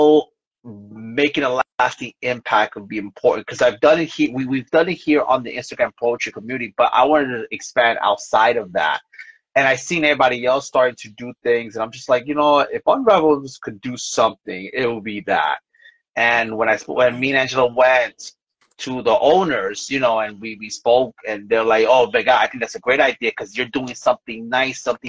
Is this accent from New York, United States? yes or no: yes; New York City, New York, United States; moved away as an adult; now in Bayonne, United States; I'm originally from Brooklyn, New York.